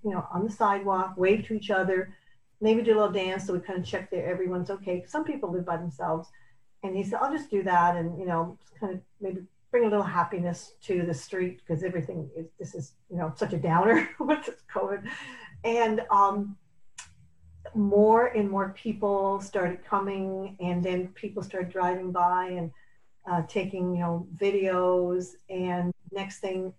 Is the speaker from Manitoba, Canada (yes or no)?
no; St. Catharines, Ontario, Canada; moved away as an adult; also born or lived in Sudbury, Ontario / Toronto, Ontario; now in Buffalo, United States; I was born in Sudbury, Ontario, and I grew up in St. Catharines, Ontario, and Toronto. When I was 16, I moved to Toronto.